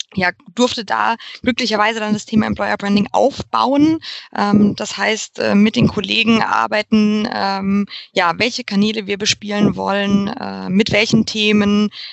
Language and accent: German; Frankfurt, Hesse, Germany; now in Munich, Germany; Ursprünglich komme ich aus Frankfurt